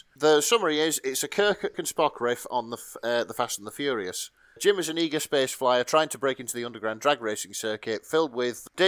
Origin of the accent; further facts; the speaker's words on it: England, United Kingdom; we are English